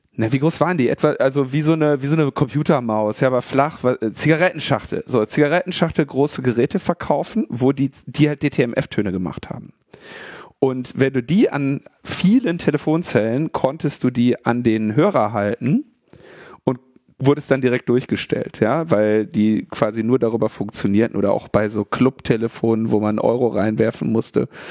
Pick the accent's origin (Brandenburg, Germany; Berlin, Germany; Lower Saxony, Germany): Berlin, Germany; wir als Berliner